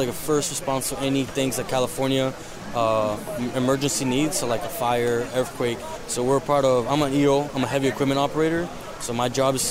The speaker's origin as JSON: {"language": "English", "country": "Puerto Rico", "moved": "yes", "lives_now": "San Diego, United States", "said": "I'm from Puerto Rico, and I'm stationed out of San Diego."}